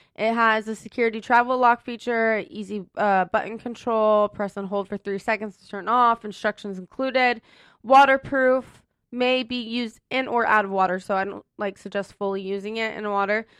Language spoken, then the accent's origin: English; Ohio, United States; moved away; I'm actually from Ohio originally